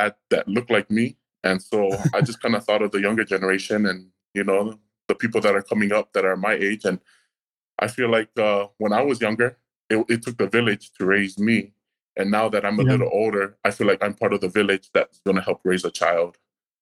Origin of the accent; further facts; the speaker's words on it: Hawaii, United States; moved away as an adult; also born or lived in New Mexico; I was born and raised in Kohoku, Hawaii, And so after I was born and raised in Hawaii, I moved to the mainland